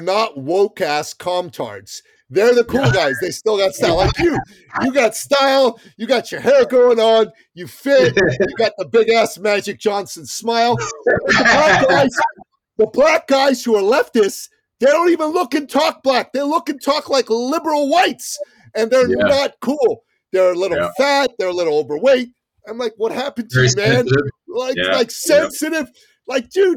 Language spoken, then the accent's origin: English; Iran; moved away; I'm from the Middle East. I'm from Iran